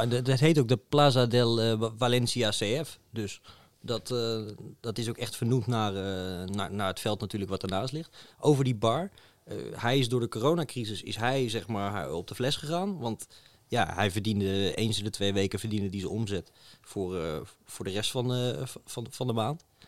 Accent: Netherlands; wij uit Nederland kwamen

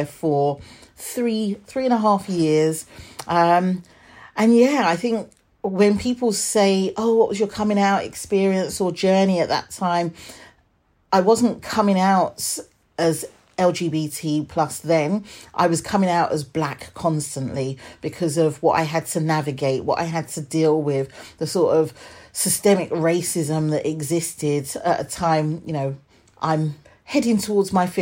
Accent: Hertfordshire, East of England, United Kingdom; born or raised there; also born or lived in London / Edmonton, London

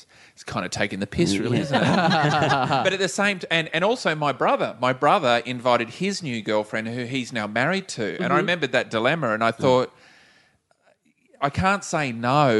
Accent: Tambar Springs, New South Wales, Australia; now in Romsey, Australia; I grew up in just outside of Tambar Springs, which is near Gunnedah

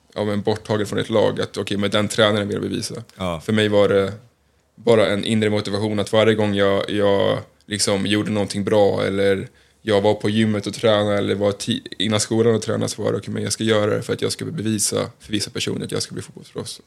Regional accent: Stockholm, Stockholm County, Sweden; moved away; jag är från Stockholm, eh, har tillbringat mycket tid i AIK i mina yngre dagar

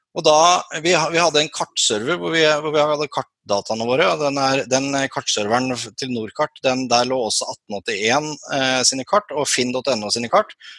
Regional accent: Sørlandet, Norway; accent: Sørlandsk (southern Norwegian dialect); also born or lived in Kristiansand / Lillesand; jeg er jo sørlending, som dere hører på dialekta

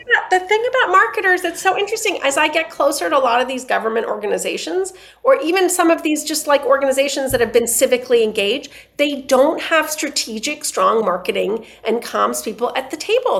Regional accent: Iran; now in New York City, United States; So I grew up in Iran where we grew up with soccer and then came to the states where there was no soccer.

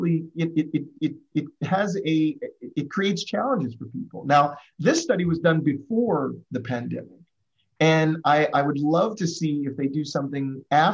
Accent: Midwest, United States; we're from the Midwest, we're from this kind of background

